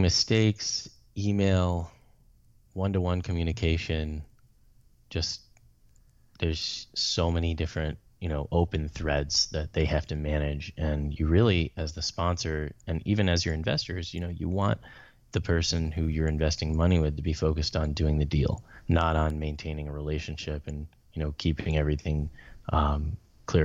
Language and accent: English; Atlanta, Georgia, United States; also born or lived in Chicago; I'm from the Atlanta area. I was born in Chicago, but moved there when I was young